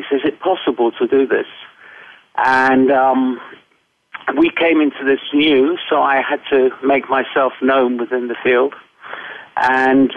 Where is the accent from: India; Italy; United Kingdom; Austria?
United Kingdom; England; also born or lived in United States; I'm English